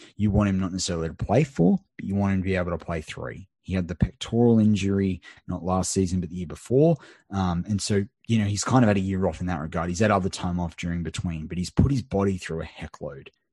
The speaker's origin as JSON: {"language": "English", "country": "Australia", "said": "an Aussie"}